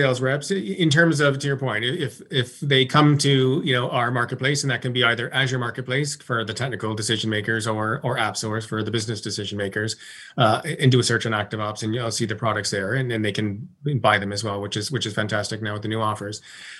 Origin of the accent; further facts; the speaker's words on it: Toronto, Ontario, Canada; Yeah, I'm originally from Toronto, so I'm heading to Toronto on July 22nd and spend some time with my family and up at the cottage